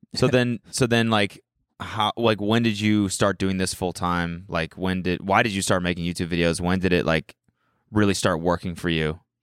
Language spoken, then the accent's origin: English; Calgary, Alberta, Canada; moved away as an adult; now in United States; I'm from Calgary